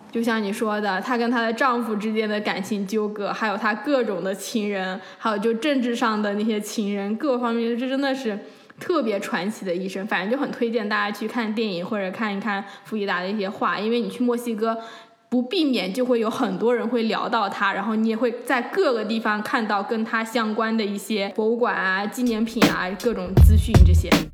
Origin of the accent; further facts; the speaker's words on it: China; now in Vancouver, Canada; 我们中国人，我们都特别讲究